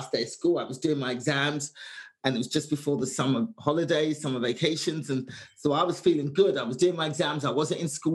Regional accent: London, United Kingdom; born or raised there; moved away

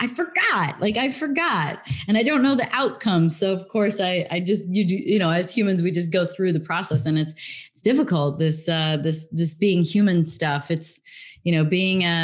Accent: Illinois, United States; also born or lived in England; I grew up in the Midwest in Illinois, in America. And then I went to England when I was 16 for 3 years, came back when I was 19

